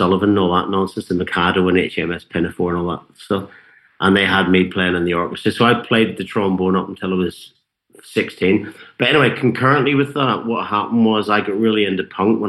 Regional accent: Ballyclare, Northern Ireland, United Kingdom; also born or lived in Antrim; they moved down the road to a farming town called Ballyclare, which is about 16 miles outside Belfast city centre, but the north of Ireland's not very big. So, you know, that was quite a big difference culturally. And that's where I grew up.

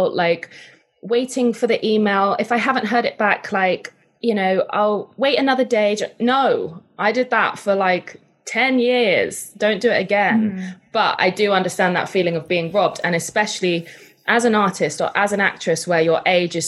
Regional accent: United Kingdom; I'm British.

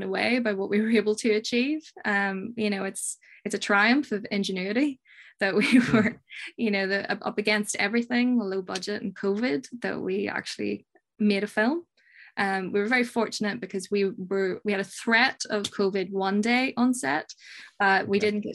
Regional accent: Northern Ireland, United Kingdom; I'm from Northern Ireland. Most people only know Belfast, so I'll say Belfast

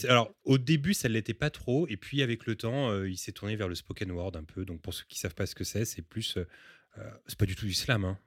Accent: Paris, Île-de-France, France; also born or lived in Montreal; Je suis né à Paris

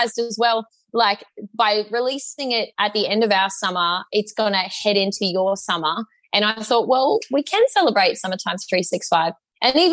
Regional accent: Townsville, Queensland, Australia; now in Southeast Queensland, Australia; Townsville, my hometown

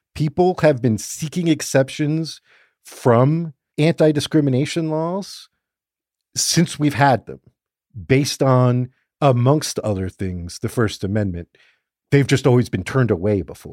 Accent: Fort Lauderdale, Florida, United States; growing up in Fort Lauderdale

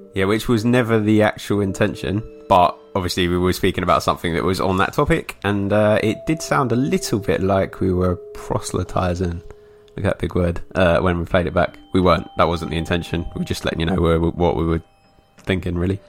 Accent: England, United Kingdom; for me being English

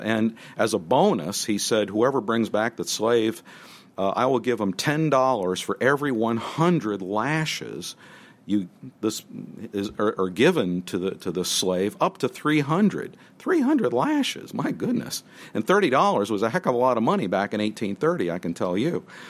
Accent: New Jersey, United States; I grew up in New Jersey

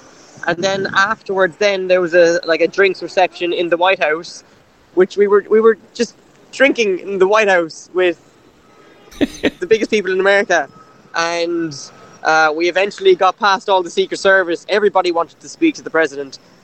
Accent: Cork, Munster, Ireland; I'm from Cork

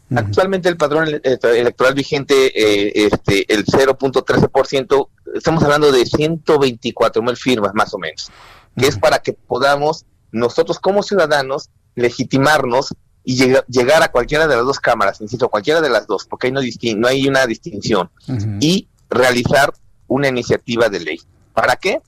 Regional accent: Mexico; como mexicanos responsables

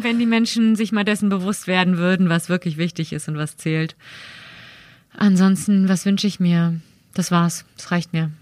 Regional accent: Berlin, Germany; moved away as an adult; also born or lived in Cologne; Ich komme halt aus dem Westberlin

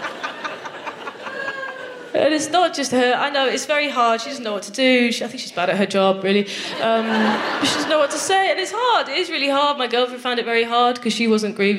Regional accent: Nottingham, East Midlands, United Kingdom; I'm from Nottingham

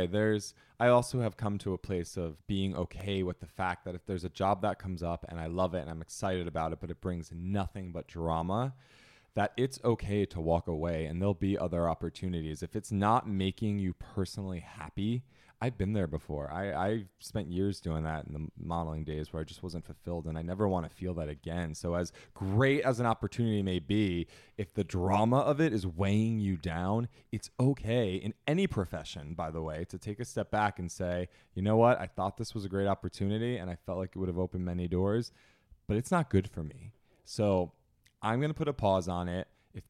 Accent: New Jersey, United States; I'm from Jersey and Italian.

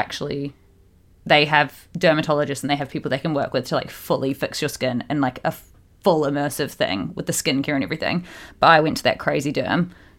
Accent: Australia; also born or lived in New Zealand; growing up in Australia and New Zealand, and I just never had a care in the world for SPF until recent years.

